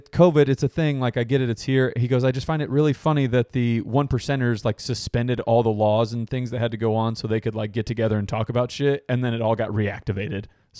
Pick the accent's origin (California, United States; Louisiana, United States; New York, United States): New York, United States; Buffalo; I'm from Buffalo, you asshole.